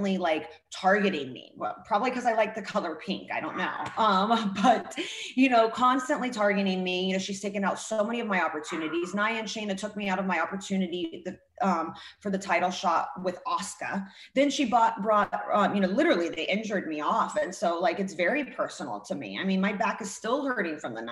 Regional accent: Russia; also born or lived in Hollywood; now in United States; growing up in Russia

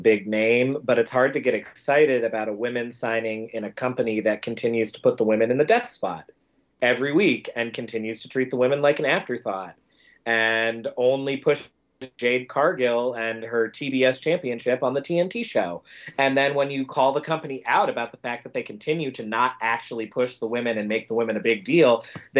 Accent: the Carolinas, United States; I'm from the Carolinas

